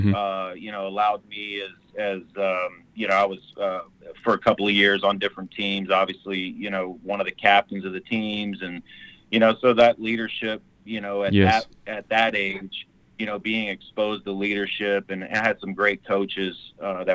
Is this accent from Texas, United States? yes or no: yes; San Antonio, Texas, United States; I was born and raised really in San Antonio